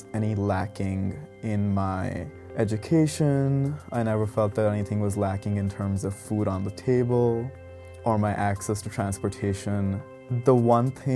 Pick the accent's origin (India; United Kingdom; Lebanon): India; moved away; I'm from India.